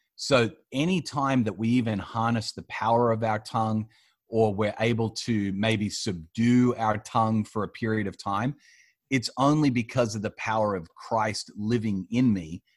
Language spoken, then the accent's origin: English; Australia; moved away as an adult; also born or lived in Austin, Texas, United States / Colorado Springs, Colorado, United States; I was born and raised here in Australia